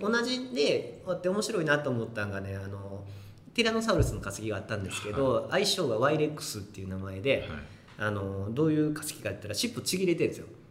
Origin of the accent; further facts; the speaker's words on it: Kobe, Hyogo, Japan; 子供の頃ね神戸に住んでたんで